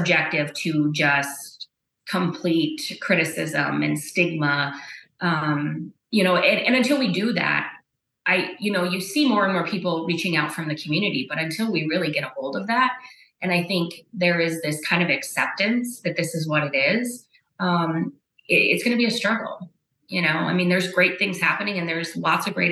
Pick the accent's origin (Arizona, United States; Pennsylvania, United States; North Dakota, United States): North Dakota, United States; Bowman County; growing up in Bowman County